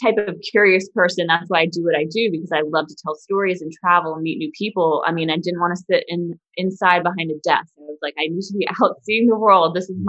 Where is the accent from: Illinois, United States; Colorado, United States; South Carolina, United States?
South Carolina, United States; now in Washington, D.C., United States; I grew up in South Carolina